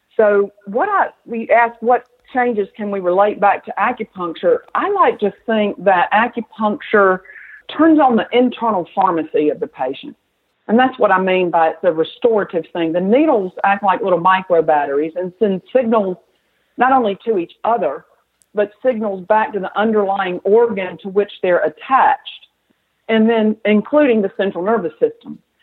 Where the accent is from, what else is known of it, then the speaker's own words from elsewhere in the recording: the South, United States; accent: southern; also born or lived in Atlanta; as you might can tell from my accent, I'm a southern girl